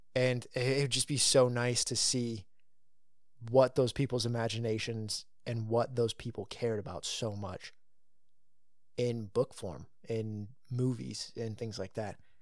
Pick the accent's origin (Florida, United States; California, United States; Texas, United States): California, United States; I grew up in California